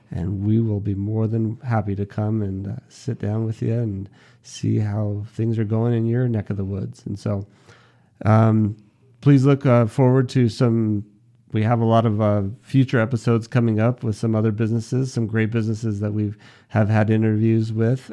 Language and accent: English; Henderson, Nevada, United States; also born or lived in Toronto, Canada; I'm from Henderson.